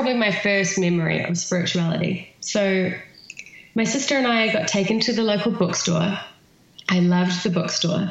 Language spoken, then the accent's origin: English; New Zealand; accent: New Zealand; my New Zealand accent